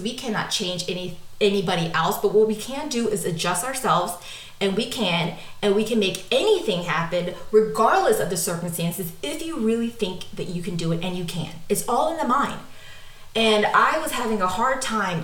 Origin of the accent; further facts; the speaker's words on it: United States; I'm American